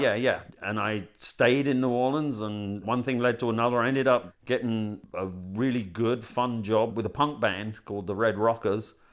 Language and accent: English; London, United Kingdom; moved away as an adult; now in Bastrop, United States